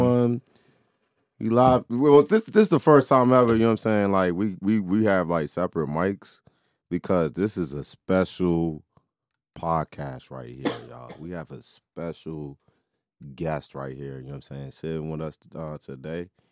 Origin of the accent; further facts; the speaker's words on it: Washington, District of Columbia, United States; inside my hometown